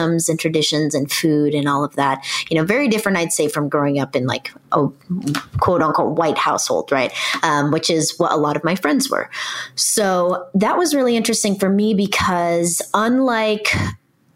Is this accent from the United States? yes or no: yes; Irvine, California, United States; I grew up in Orange County, which is in Southern California